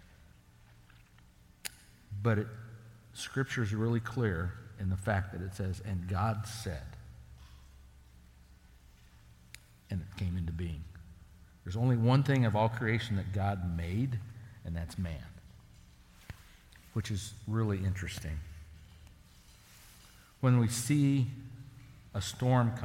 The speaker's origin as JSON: {"language": "English", "area": "the Sandhills", "region": "Nebraska", "country": "United States", "tie": "born or raised there", "said": "growing up in the Sandhills, I worked for ranchers"}